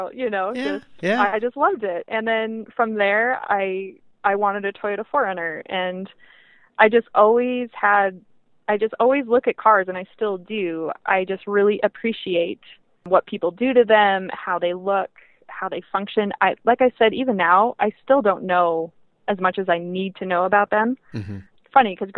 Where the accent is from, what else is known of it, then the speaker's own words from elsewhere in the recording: Montana, United States; I grew up in Montana, so I had experience in the snow